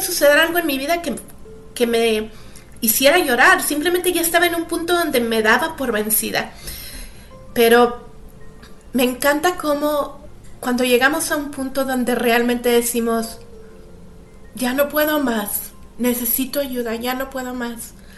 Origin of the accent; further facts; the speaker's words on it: Monterrey, Nuevo León, Mexico; moved away as an adult; also born or lived in United States / Canada / England; Yo nací en Monterrey, México. Este, pasé toda mi pasé toda mi niñez ahí